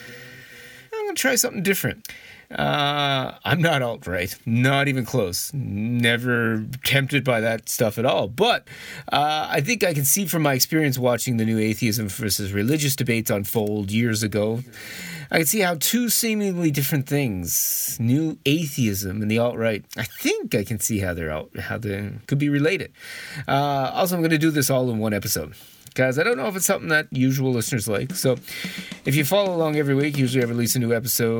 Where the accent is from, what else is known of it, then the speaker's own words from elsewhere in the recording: Canada; now in Japan; I really miss snow as a Canadian.